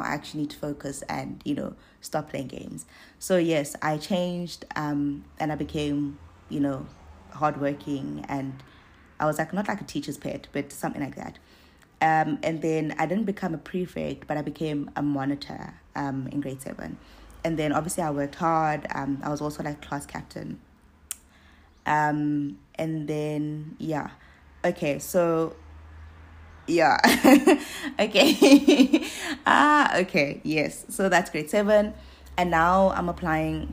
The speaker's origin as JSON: {"language": "English", "town": "East London", "region": "Eastern Cape", "country": "South Africa", "tie": "born or raised there", "said": "I grew up in East London"}